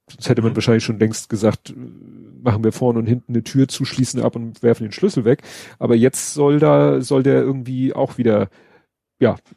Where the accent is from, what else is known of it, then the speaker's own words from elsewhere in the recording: Hamburg, Germany; Und von dem habe ich selbst als Hamburger nie was gehört